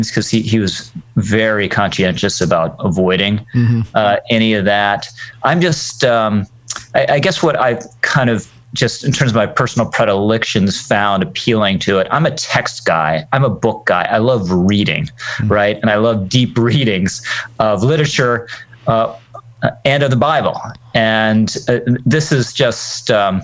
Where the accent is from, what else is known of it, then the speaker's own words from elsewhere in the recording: Virginia, United States; moved away as an adult; now in New York, United States; I was originally from Virginia